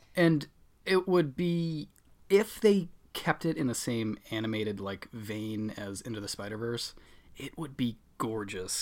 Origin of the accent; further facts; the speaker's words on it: Boston, Massachusetts, United States; accent: Boston; I'm from the Boston area, so that, I guess, That's my accent